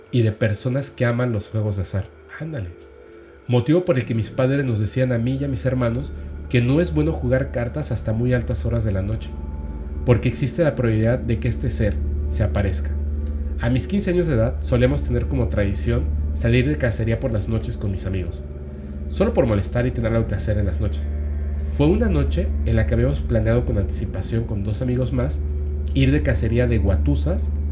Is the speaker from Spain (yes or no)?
no; Ecuador; Soy una persona de Ecuador, saludos a este Ecuador.